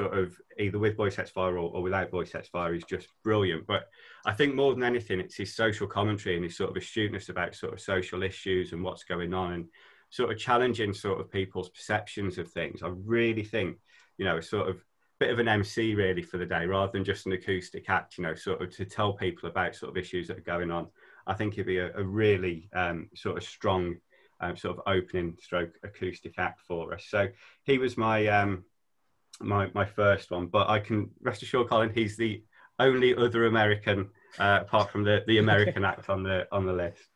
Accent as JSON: {"language": "English", "area": "just outside Birmingham", "region": "West Midlands", "country": "United Kingdom", "moved": "yes", "lives_now": "Scarborough, United Kingdom", "said": "I'm originally from just outside Birmingham"}